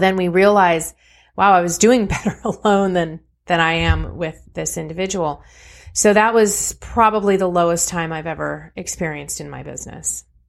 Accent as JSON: {"language": "English", "region": "California", "country": "United States", "tie": "born or raised there", "said": "I was born and raised in California"}